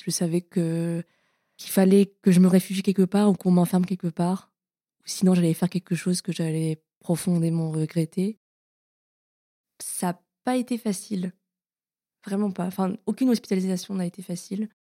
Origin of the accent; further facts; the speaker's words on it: Paris, Île-de-France, France; Je suis née à Paris. On est euh, dans le centre et j'ai toujours grandi dans le centre de Paris